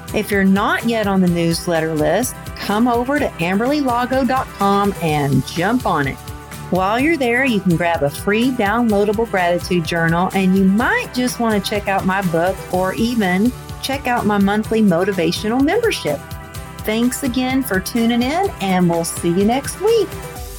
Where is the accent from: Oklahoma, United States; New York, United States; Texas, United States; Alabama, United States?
Texas, United States; now in Woodland Hills, United States; I'm originally from Texas